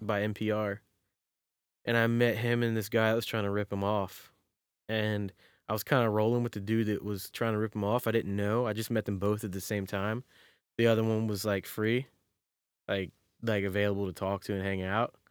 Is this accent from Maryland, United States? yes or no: yes; Maryland, United States; also born or lived in North Carolina; I was born in North Carolina and then in sixth grade moved to Maryland